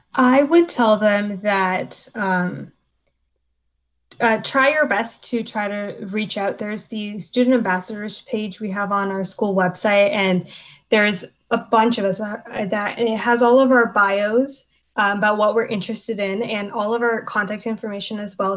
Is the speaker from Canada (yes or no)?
yes; Hamilton, Ontario, Canada; moved away as an adult; now in Albany, United States; I am from Hamilton, Ontario, in Canada, and I am a second year law student at Albany Law.